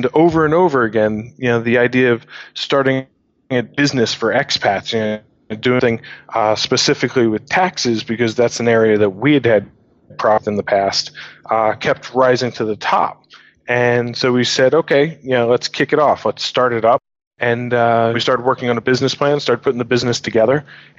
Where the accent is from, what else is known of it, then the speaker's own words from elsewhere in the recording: New York, United States; moved away as an adult; now in London, United Kingdom; We started the business together a couple years ago when we were in London, but we're both originally from New York.